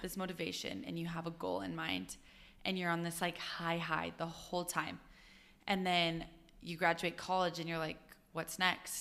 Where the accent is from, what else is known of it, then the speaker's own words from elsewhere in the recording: Utah, United States; I'm from Utah